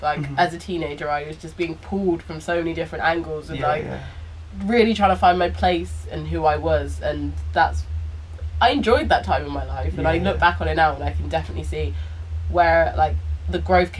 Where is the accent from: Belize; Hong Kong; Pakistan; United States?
Belize; when I started going to Chowow and St. Gregory's, people from Black Belize would say that I changed my accent. They were like, you started to sound posh.